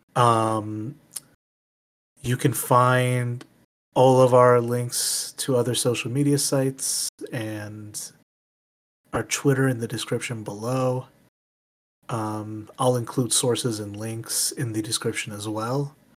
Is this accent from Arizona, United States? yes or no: no; Michigan, United States; my home state